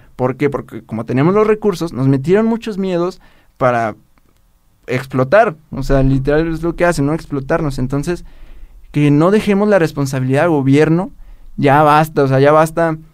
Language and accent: Spanish; Mexico; soy mexicano, así en México, amo México